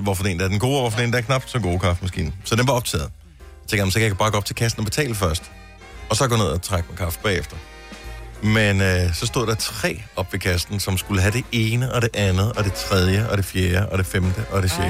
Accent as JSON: {"language": "Danish", "area": "Funen", "region": "Southern Denmark", "country": "Denmark", "tie": "born or raised there", "moved": "yes", "said": "jeg er opvokset på Fyn"}